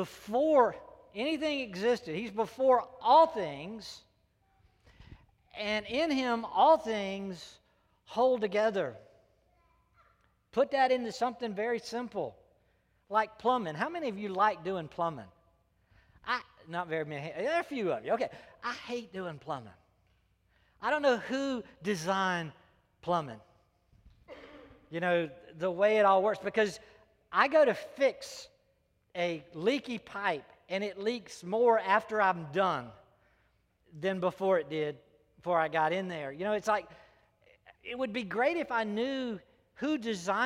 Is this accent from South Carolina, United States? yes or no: yes; South Carolina, United States; I was born and raised in South Carolina